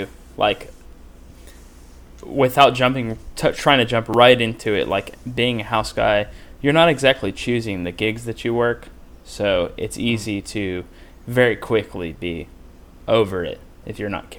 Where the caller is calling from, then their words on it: Concord, North Carolina, United States; I'm just outside of Charlotte. I live in Concord. I just commute.